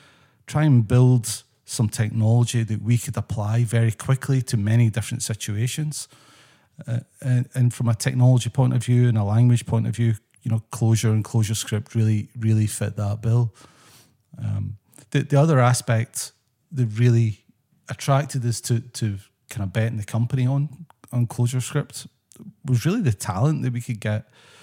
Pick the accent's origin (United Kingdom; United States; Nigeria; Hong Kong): United Kingdom; Scotland; moved away as an adult; So I'm originally from Scotland. That's my background.